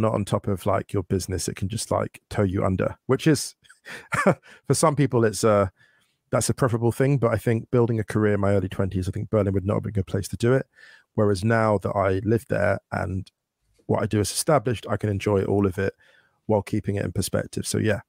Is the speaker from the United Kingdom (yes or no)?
yes; England, United Kingdom; So, for example, obviously, I'm from the UK, I'm from England